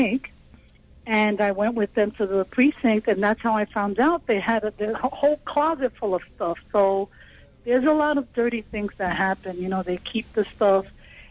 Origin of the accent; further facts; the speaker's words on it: New York, United States; from the Bronx